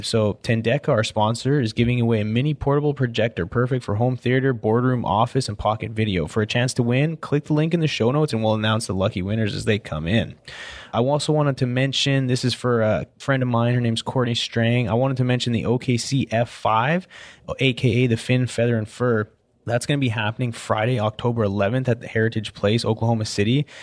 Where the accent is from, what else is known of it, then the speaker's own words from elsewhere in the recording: Canada; now in Houston, United States; I'm Canadian